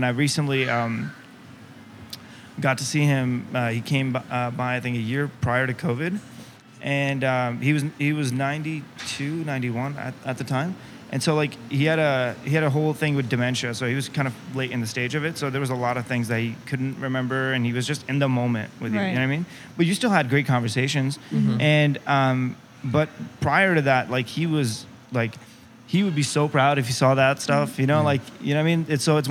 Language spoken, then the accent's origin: English; United States; to be a Pakistani American, raised here